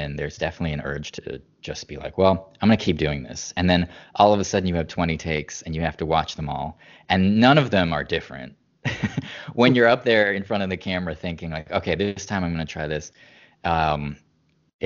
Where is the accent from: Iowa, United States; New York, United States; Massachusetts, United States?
Massachusetts, United States; Boston; moved away; we're both from the Boston area. So growing up, we were very, history and literature were just a part of our lives every day.